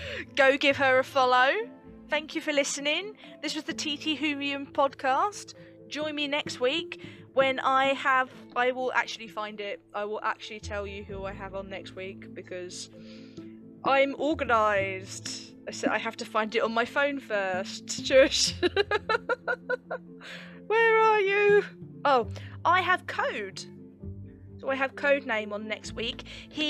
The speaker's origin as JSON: {"language": "English", "country": "United Kingdom", "said": "the joys of being British."}